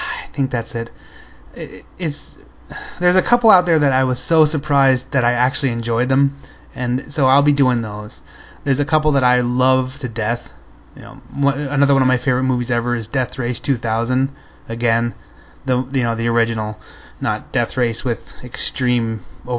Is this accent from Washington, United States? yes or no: no; Florida, United States; I'm from Florida